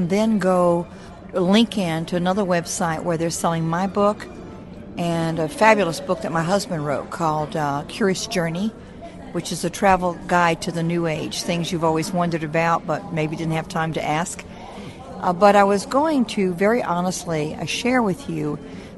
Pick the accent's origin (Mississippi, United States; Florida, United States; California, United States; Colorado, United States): Mississippi, United States; I'm from Mississippi, and my father was a veterinarian.